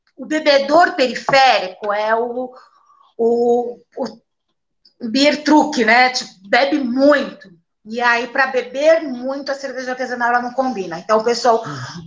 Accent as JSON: {"language": "Portuguese", "region": "São Paulo", "country": "Brazil", "said": "Sou da periferia aqui de São Paulo mesmo"}